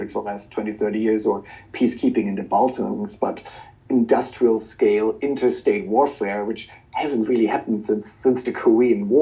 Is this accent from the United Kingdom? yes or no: no; Germany; moved away; Germany, for example, my home country